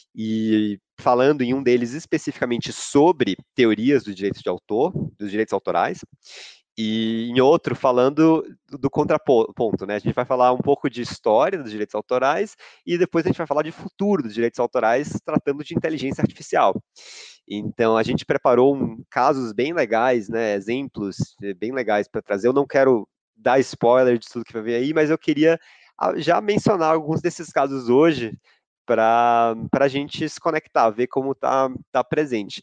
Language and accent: Portuguese; Salvador, Bahia, Brazil; now in São Paulo, Brazil; eu sou de Salvador, sou baiano, eu estou com bastante saudade da minha terra